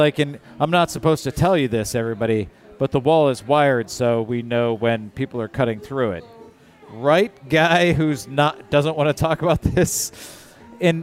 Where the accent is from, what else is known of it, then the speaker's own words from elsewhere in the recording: Michigan, United States; I grew up in Michigan